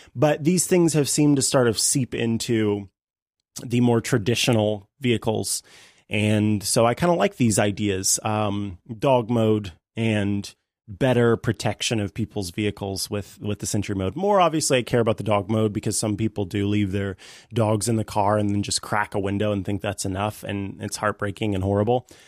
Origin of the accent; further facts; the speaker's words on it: St. Joseph, Missouri, United States; in St. Joe, my hometown